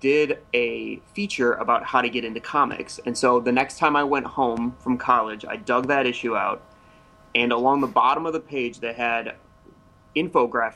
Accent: Toledo, Ohio, United States; moved away as an adult; I'm from Ohio. I'm from Toledo, which is kind of northwest Ohio.

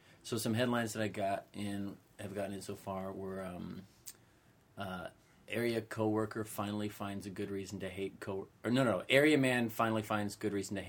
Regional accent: Ridley Township, Pennsylvania, United States; my hometown, Ridley Township

